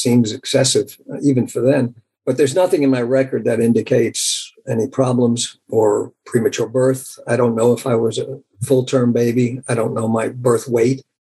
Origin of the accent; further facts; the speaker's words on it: Nashville, Tennessee, United States; born there; I was born in 1945 on August 8th in Nashville, Tennessee, in the General Hospital there, Nashville General Hospital.